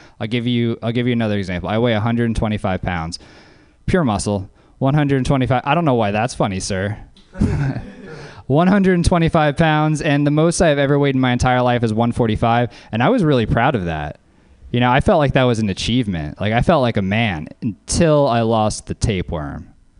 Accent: Louisiana, United States; So another thing about being named … growing up in Louisiana is you have a lot of company.

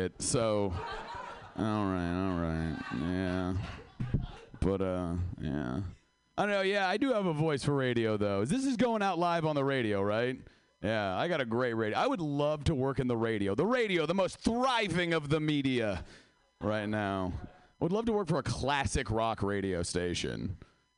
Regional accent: Seattle, Washington, United States; I am from Seattle

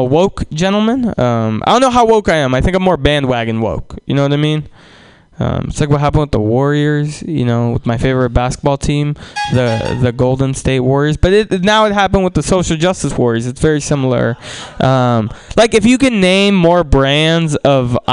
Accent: Russia; now in United States; I'm from Russia

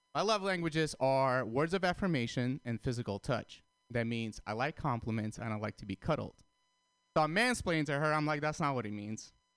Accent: San Francisco, California, United States; I'm from San Francisco

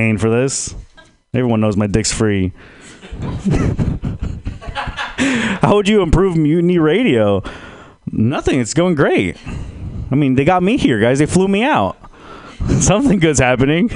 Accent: San Jose, California, United States; now in Texas, United States; I'm originally from San Jose. It's kind of like Texas

